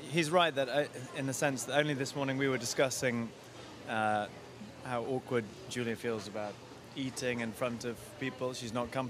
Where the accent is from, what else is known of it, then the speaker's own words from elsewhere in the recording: New York, United States; well, I'm a New Yorker, so I just talk very quickly.